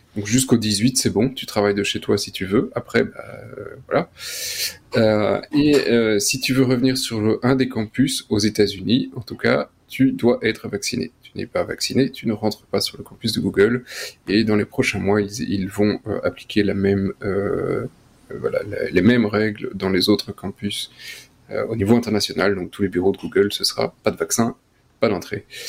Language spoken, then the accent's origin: French; Belgium; En tant que Belge